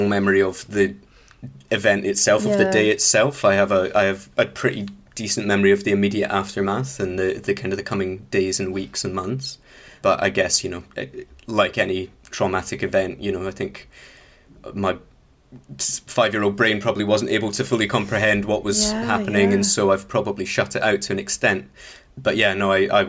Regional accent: Dunblane, Scotland, United Kingdom; moved away; I am from Dunblane originally, went to Dunblane Primary School

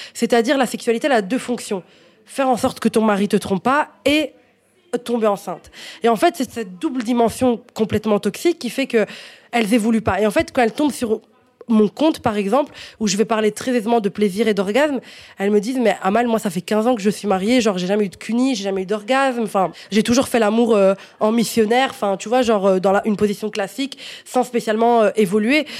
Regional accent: Italy; French is a second language; moved away as an adult; also born or lived in Morocco (ancestry); now in Belgium; j'ai déménagé d'Italie, donc j'ai grandi en Italie, en fait, jusqu'à mes 18 ans

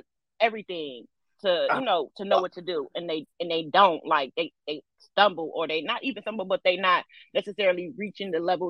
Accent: Detroit, Michigan, United States; Well, I'm from Detroit.

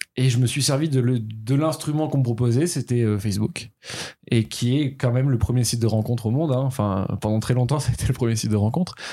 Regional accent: Toulouse, Occitania, France; moved away; also born or lived in Paris; Je suis né à Toulouse, mon adolescence est passée à Toulouse.

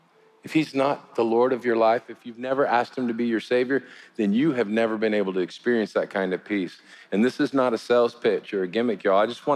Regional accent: United States; as an American

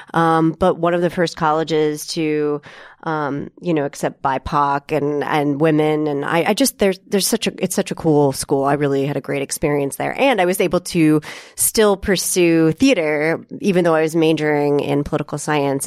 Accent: Topeka, Kansas, United States; moved away as an adult; also born or lived in Galesburg, Illinois; grew up in Topeka, Kansas.

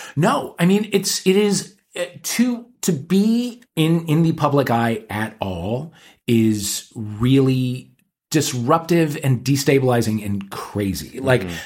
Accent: St. Louis, Missouri, United States; we're both gays from St. Louis, Missouri

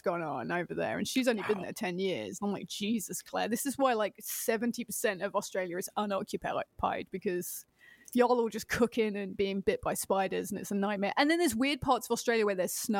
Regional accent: England, United Kingdom; being English

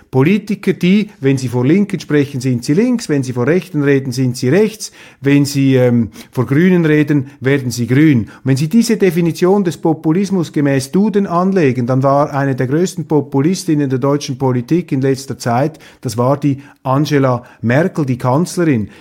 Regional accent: Switzerland; für mich als Schweizer

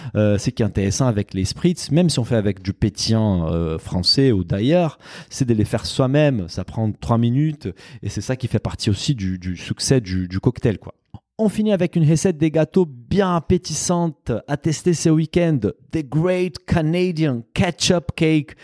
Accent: Brazil; moved away; mon pays d'origine

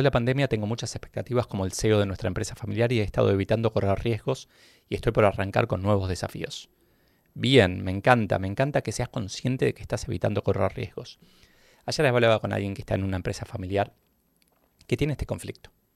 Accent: Argentina

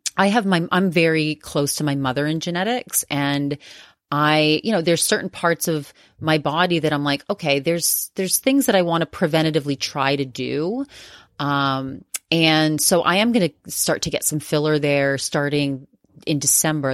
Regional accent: Maine, United States; I'm from Maine.

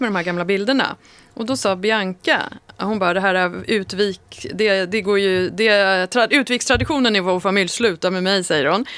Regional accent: Sollentuna, Stockholm County, Sweden; växte upp väldigt nära Malmvägen och Sollentuna

